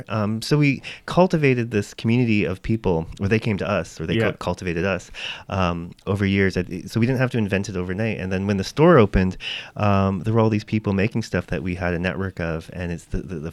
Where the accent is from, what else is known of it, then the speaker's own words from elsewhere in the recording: Windsor, Ontario, Canada; now in Toronto, Canada; growing up in Windsor, Ontario. So 4 hours down the road from Toronto on the 401.